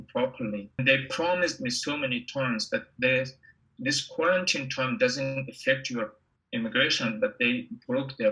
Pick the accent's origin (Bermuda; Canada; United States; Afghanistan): Afghanistan; moved away as an adult; also born or lived in Pakistan / Indonesia; now in Melbourne, Australia; I came from Afghanistan in 2012